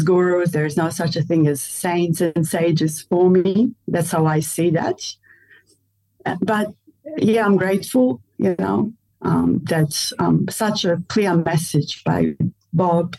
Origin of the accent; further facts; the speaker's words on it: Melbourne, Victoria, Australia; I'm from Australia